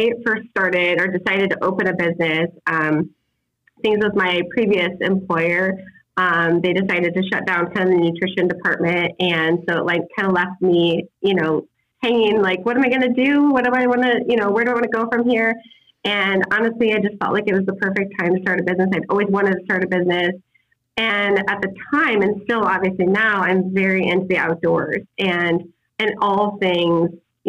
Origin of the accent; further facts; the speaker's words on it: West Liberty, Iowa, United States; now in West Des Moines, United States; my hometown of West Liberty, Iowa